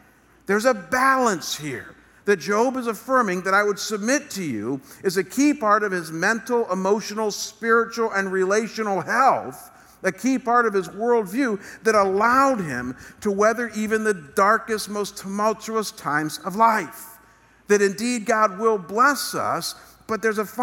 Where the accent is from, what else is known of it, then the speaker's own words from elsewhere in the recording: United States; our government here in America